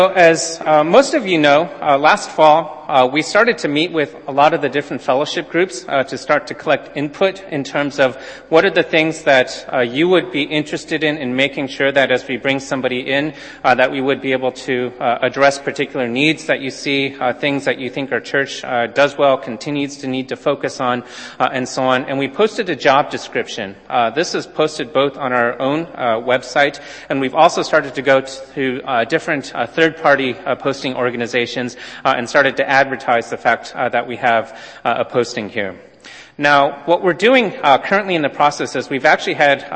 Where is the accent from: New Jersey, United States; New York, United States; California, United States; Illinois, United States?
California, United States; Southern; moved away; I grew up in Southern California